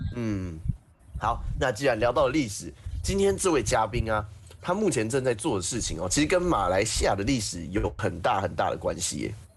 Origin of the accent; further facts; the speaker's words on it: Taiwan; 我来自台湾